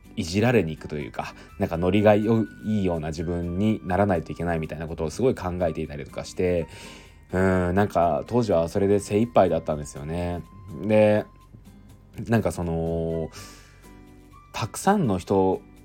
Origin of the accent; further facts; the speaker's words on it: Aichi, Japan; moved away as an adult; 地元愛知の実家では